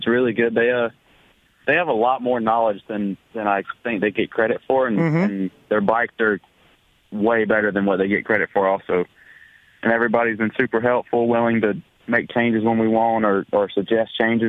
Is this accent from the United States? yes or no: yes; Alabama, United States; I'm from Alabama.